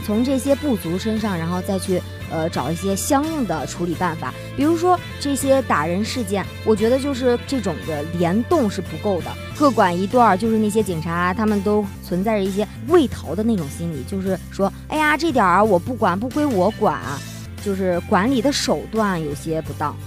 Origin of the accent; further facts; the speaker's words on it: Henan, China; 我也是河南人